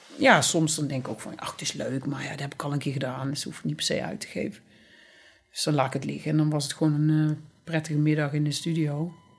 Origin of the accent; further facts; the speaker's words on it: Boxtel, North Brabant, Netherlands; moved away as an adult; also born or lived in Amsterdam; now in Berlin, Germany; ik ben in Bokstel geboren